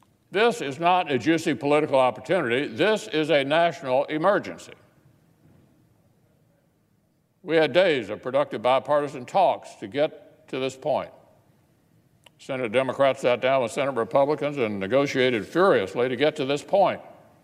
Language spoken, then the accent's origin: English; Kentucky, United States; In my home state of Kentucky, the governor has effectively paused commerce across the state, and our unemployment system crashed due to demand.